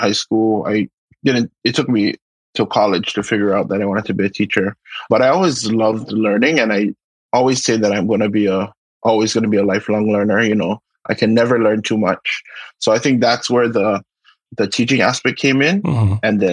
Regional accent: Oahu, Hawaii, United States; I am born and raised in Kevaluʻuka on the island of Oahu in Hawaii

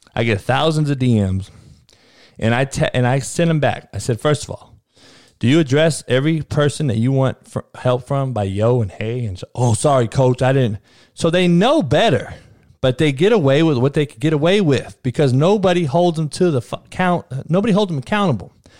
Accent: California, United States; moved away; I'm from Cali. I am Cali. From Cali.

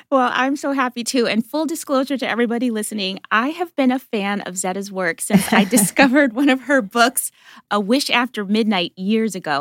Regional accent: Wisconsin, United States; moved away; also born or lived in Brooklyn, United States; I didn't grow up in Canada, but I was like Canada adjacent in Wisconsin

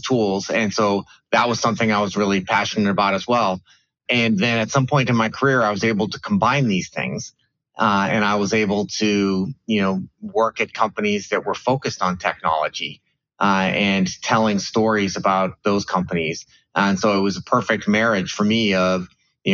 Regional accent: Bay Area, California, United States; I grew up in the Bay Area at a time when Silicon Valley was not really a thing.

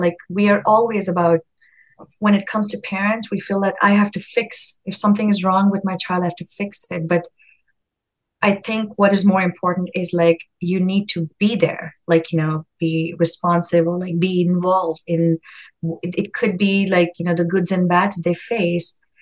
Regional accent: India; moved away; I come from India. It's a more collective society. And um, now raising my own child here in a very individualistic society

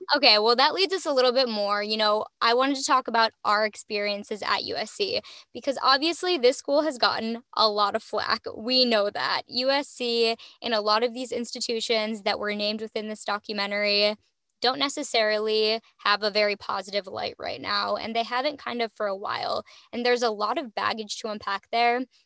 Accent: Midwest, United States; I'm from the Midwest

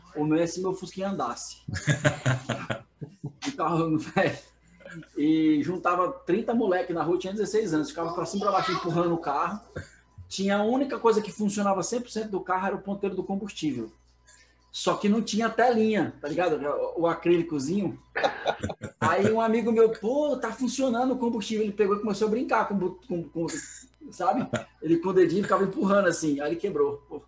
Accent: Brasília, Federal District, Brazil; sou de Brasília

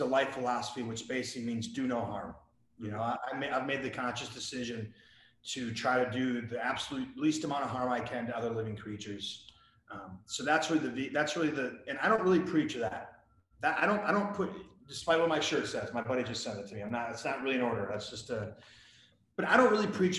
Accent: Wisconsin, United States; I grew up in Wisconsin

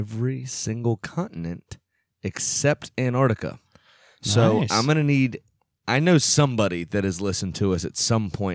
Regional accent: FedEx Field, Maryland, United States; at FedEx Field in my hometown

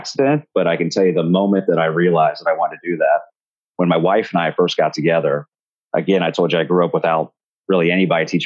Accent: Riverside, Ohio, United States; I grew up in Dayton, Ohio, actually a suburb of Dayton right on the border called Riverside, Ohio

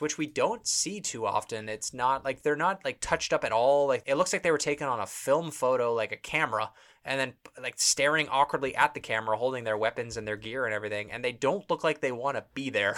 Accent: Toronto, Ontario, Canada; We're from Toronto, Canada.

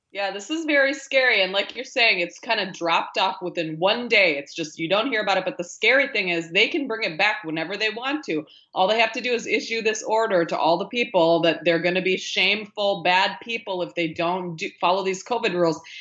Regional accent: rural Minnesota, United States; now in near New York City, United States; I grew up in Minnesota, rural Minnesota, middle of this country, in a, um, a town of five thousand people

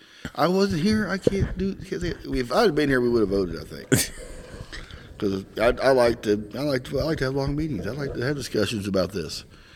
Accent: Missouri, United States; accent: Southern; now in Northern Indiana, United States; in Southeast Missouri, so I got a lot going against me as far as speaking goes.

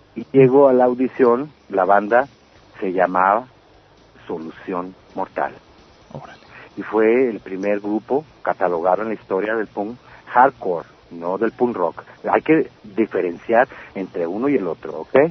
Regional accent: Mexicali, Baja California, Mexico; Todo comienza en el 67 en, en Mexicali cuando yo nazco. Yo soy de Baja California, de la ciudad de Mexicali. Eh, yo yo crecí en un ambiente

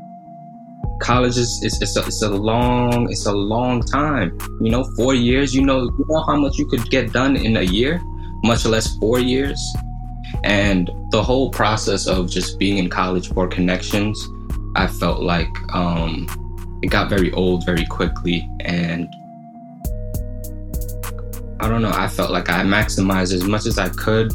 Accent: New York City, New York, United States; growing up in Brooklyn, you experience a lot very early

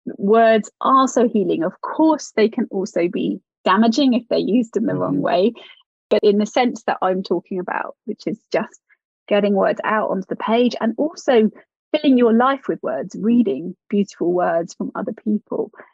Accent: United Kingdom; especially being British

